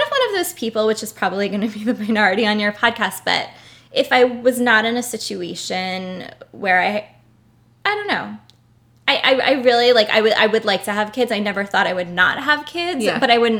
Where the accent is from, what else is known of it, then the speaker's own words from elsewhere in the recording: Brooklyn, New York, United States; Oh, I grew up in Brooklyn as well.